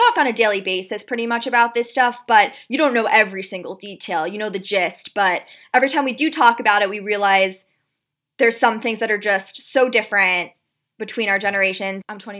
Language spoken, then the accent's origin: English; New York City, New York, United States; also born or lived in Palm Beach, Florida; We're currently living together during the pandemic down in Palm Beach, Florida, but we're both from New York City, Upper East Side, and we live there most of the year